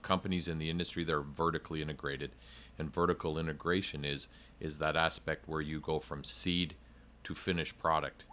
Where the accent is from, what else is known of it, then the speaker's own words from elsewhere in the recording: Canada; moved away; I'm originally from Canada